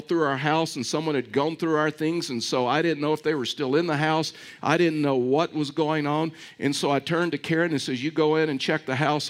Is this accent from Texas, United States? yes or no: yes; Texas, United States; I was raised in East Texas, and I mean it's deep into East Texas